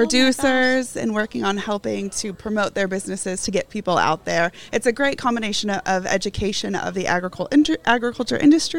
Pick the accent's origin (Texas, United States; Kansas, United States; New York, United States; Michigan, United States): Kansas, United States; Wichita; So I am originally from Wichita, Kansas.